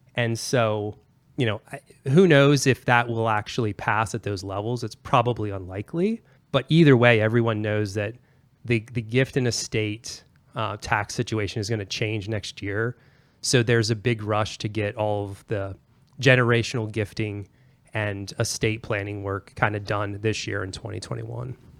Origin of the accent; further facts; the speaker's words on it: Pennsylvania, United States; moved away; I'm originally an East Coaster. I'm from Pennsylvania, born and raised